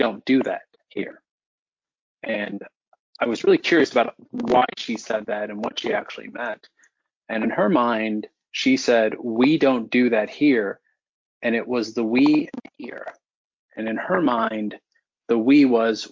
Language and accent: English; Florissant, Missouri, United States; My wife and I are both from North County. I grew up in the Florissant area